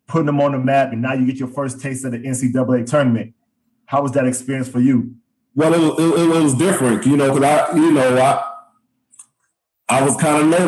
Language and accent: English; Midwest, United States; we grew up in the Midwest.